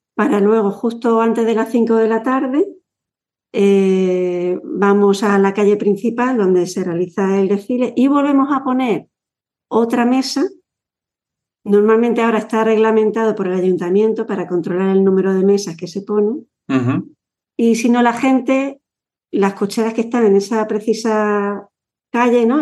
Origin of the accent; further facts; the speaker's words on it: Yecla, Region of Murcia, Spain; cuando a nosotros nos preguntan de dónde eres, decimos mm, Yecla, cerquita